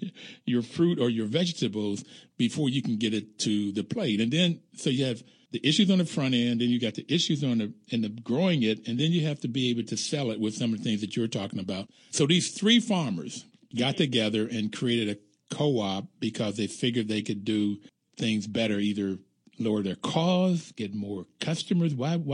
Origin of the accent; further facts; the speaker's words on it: Bluefield, West Virginia, United States; I grew up in Bluefield, West Virginia. There was always hills and you had to have the rows correct.